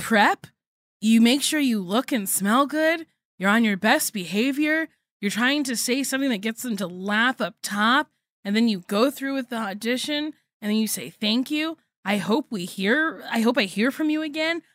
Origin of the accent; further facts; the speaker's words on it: New Jersey, United States; I sound like the white people I grew up